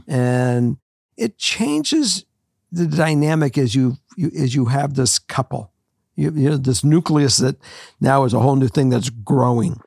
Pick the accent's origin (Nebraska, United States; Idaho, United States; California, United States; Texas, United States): California, United States; Los Angeles; moved away as an adult; also born or lived in Minnesota; I was from Los Angeles